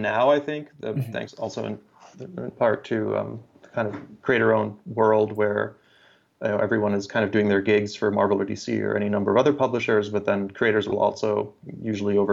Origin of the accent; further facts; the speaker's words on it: Germany; moved away; I grew up in Germany, and there's a whole slew of kind of German YA fantasy novels that I grew up reading